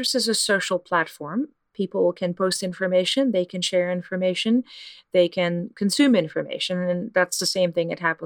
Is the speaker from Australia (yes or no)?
no; Netherlands; moved away; I'm from the Netherlands